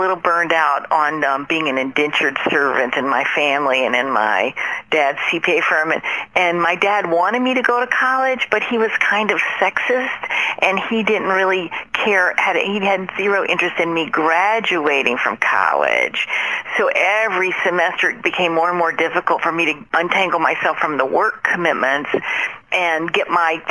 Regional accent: Mississippi, United States; moved away as an adult; I grew up in Mississippi, and I was able to escape there when I was 21 years old.

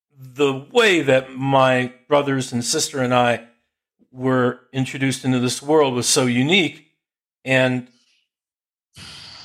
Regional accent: Jersey Shore, New Jersey, United States; I grew up on the Jersey Shore

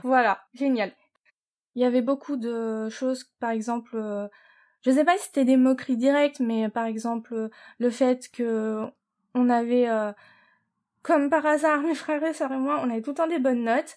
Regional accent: Paris, Île-de-France, France; moved away as an adult; now in United States; on est nés né à Paris. Oui. Et euh, on a grandi euh, notre, petite enfance euh, maternelle, primaire, dans le 18e arrondissement à mhm. Paris

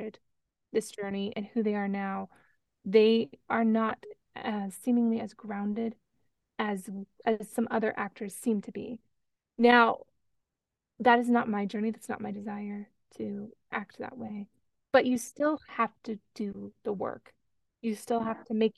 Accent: Los Angeles, California, United States; I grew up in Southern California. I grew up in LA.

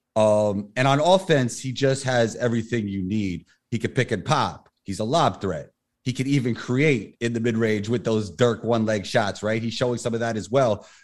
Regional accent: New York City, New York, United States; also born or lived in Denmark / Israel; Growing up in New York City

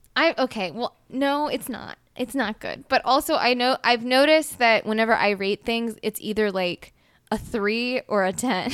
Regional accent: Mississippi, United States; we're from Mississippi

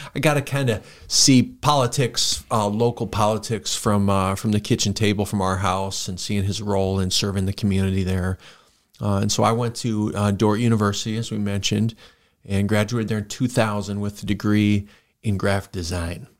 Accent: Worthington, Minnesota, United States; moved away as an adult; now in Sioux Falls, United States; I grew up in Worthington, Minnesota, so for listeners, that's about an hour from Sioux Falls

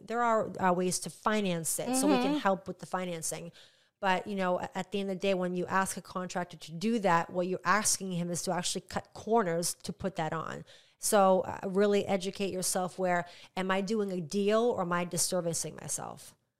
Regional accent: Indian Harbor Beach, Florida, United States; I'm originally from Indian Harbor Beach, and I wasn't an HOA.

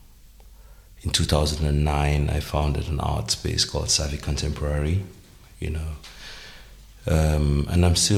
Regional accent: Cameroon; moved away as an adult; now in Berlin, Germany; I was born in Cameroon, moved to Berlin 2 decades ago

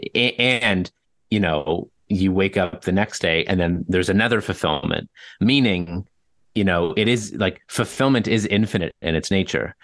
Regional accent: Toronto, Ontario, Canada; born and raised in Toronto

